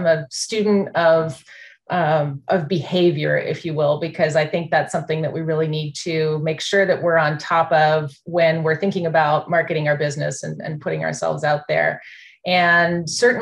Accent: Canada; moved away as an adult; now in United States; I'm from Canada originally.

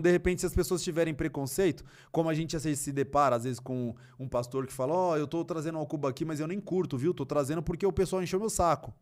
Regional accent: São Paulo, Brazil; eu me interessei em fazer parte de núcleos culturais na minha quebrada, que era muito forte na época. Na época funcionava o Aliança Negra, que era ali próximo da, do Parque Raul Seixas, e Cidade Tiradentes

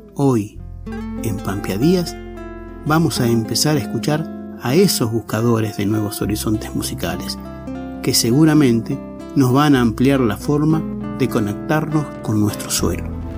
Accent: La Maruja, La Pampa, Argentina; pampeano de La Maruja

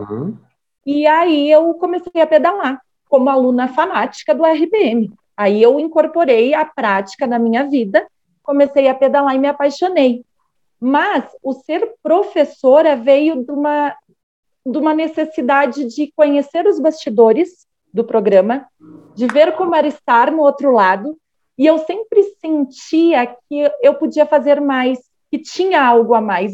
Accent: Vacaria, Rio Grande do Sul, Brazil; moro, sou gaúcha, Vacaria, Rio Grande do Sul, uma cidadezinha um pouco fria

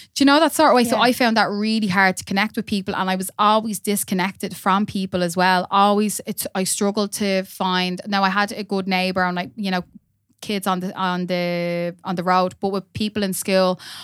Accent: Dublin, Leinster, Ireland; also born or lived in Drumcondra; moved to Cabra when I was about four or five

